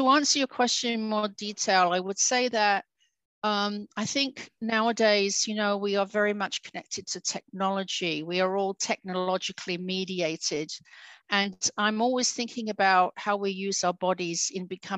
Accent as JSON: {"language": "English", "region": "New York", "country": "United States", "tie": "born or raised there", "also_born_or_lived": "Venezuela / Montreal, Canada / Australia", "moved": "yes", "lives_now": "Alhaurín el Grande, Spain", "said": "I'm also half Spanish and grew up in New York during my formative years"}